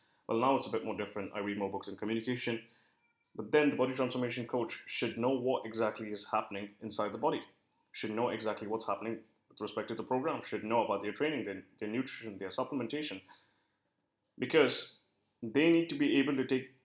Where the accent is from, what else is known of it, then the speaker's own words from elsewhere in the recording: India; I work with a lot of Indian clients because I am Indian